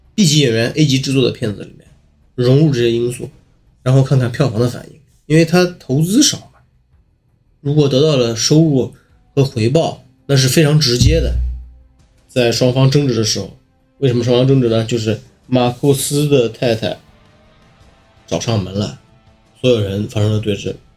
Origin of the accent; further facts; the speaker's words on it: China; 那个时候我们中国人那个私家车保有量